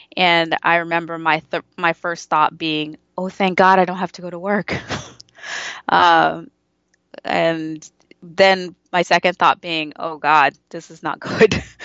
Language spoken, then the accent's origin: English; United States; I grew up with a, in a, as a first generation American in an immigrant family